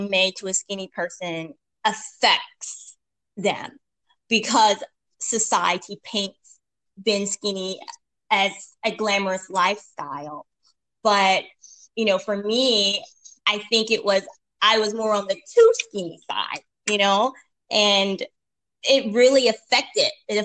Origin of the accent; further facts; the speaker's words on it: East Tennessee, United States; also born or lived in Memphis, Tennessee; I am a Tennessee gal, born and raised in East Tennessee